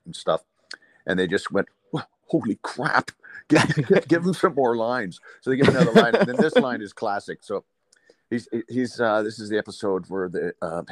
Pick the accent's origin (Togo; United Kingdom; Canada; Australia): Canada; Port Dover, Ontario; also born or lived in Dublin, Ireland; I come from a small town, a fishing town in Lake Erie, in Port Dover, Ontario, in Canada here